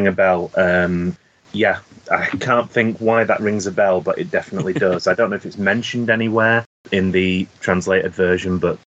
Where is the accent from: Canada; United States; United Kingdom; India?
United Kingdom; England; I'm English.